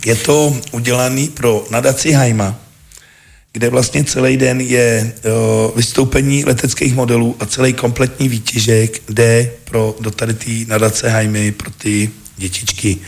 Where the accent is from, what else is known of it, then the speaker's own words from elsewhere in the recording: South Bohemian Region, Czechia; also born or lived in Český Krumlov; Jako u nás v Jižních Čechách těch leteckých dní moc nebejvá